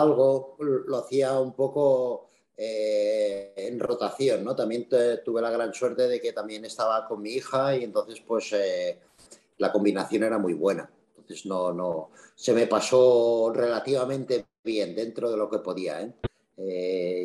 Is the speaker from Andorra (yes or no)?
yes; Andorra; soy de Andorra, que somos poquitos